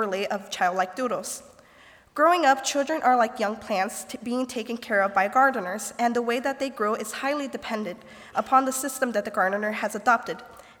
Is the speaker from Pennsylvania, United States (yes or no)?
no; Goshen, Indiana, United States; I am from Goshen, Indiana